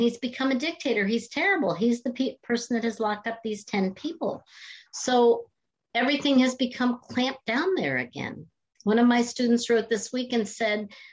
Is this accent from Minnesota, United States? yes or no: no; Canton, Ohio, United States; moved away as an adult; also born or lived in Boston; I'm from Canton, Ohio, home of the Football Hall of Fame. And in my high school years, I spent more time in football pep rallies